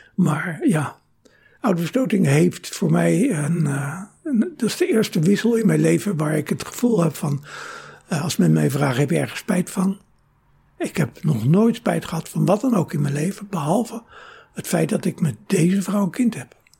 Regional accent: Rotterdam, South Holland, Netherlands; moved away as an adult; also born or lived in Venlo; now in Amsterdam, Netherlands; Ik eh, ben geboren in Venlo, mhm. maar ik ben opgegroeid in Rotterdam.

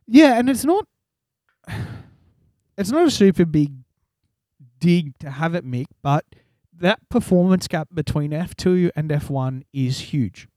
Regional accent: Australia; we're Australian

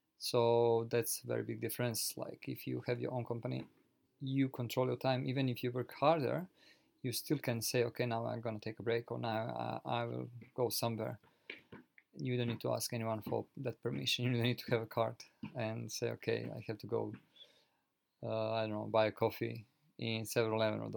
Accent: Croatia; now in Japan; I live currently in Japan originally. I'm from Europe, from Croatia

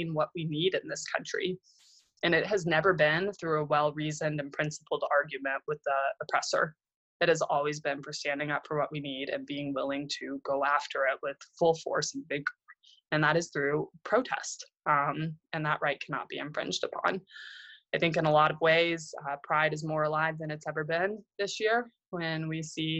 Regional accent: Oklahoma City, Oklahoma, United States; I grew up in Oklahoma City, and I went to Northeast High

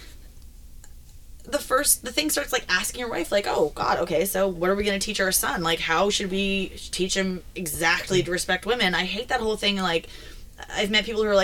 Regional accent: Toronto, Ontario, Canada; as a youth growing up in Toronto, Ontario

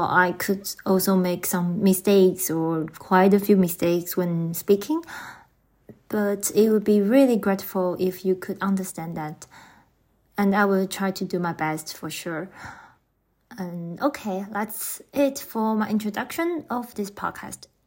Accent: Taiwan; English is a second language; moved away as an adult; now in Germany; I'm from Taiwan.

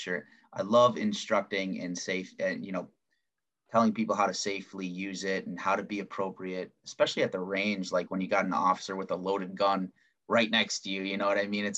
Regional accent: United States; As an American, as a good law-abiding citizen who has a concealed pistol license

